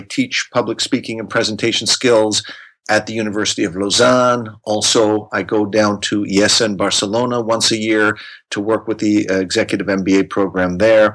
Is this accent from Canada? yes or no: yes; Canada; moved away as an adult; now in Geneva, Switzerland; I am from Canada, but I have been living in Geneva, Switzerland since 1998.